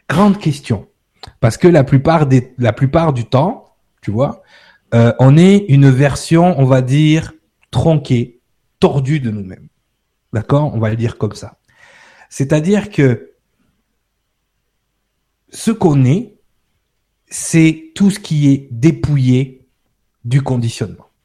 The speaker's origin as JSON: {"language": "French", "country": "France", "said": "Ouais, ok, je suis français, j'habite en France."}